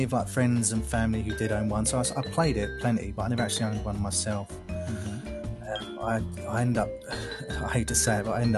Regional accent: London, United Kingdom; now in Essex, United Kingdom; I was born and raised in London, England. I currently live in Essex in England

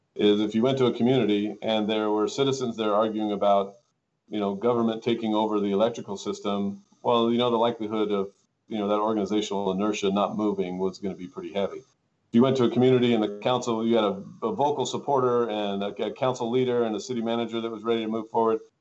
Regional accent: Tehachapi, California, United States; also born or lived in Lancaster, California; as the city manager of Tehachapi, um, oddly when I was 26 years old

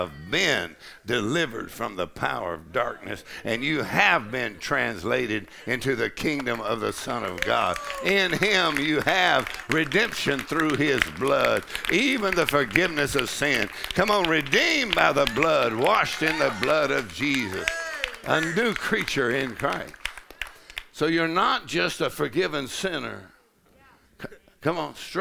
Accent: Texas, United States; I'm from Texas

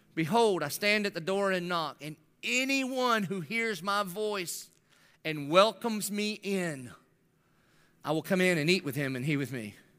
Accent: the South, United States; I grew up in the South

